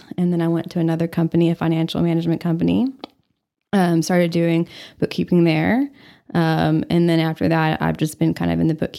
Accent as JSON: {"language": "English", "town": "Borger", "region": "Texas", "country": "United States", "tie": "born or raised there", "also_born_or_lived": "New Orleans", "said": "I was moved to New Orleans. I'm from Borger."}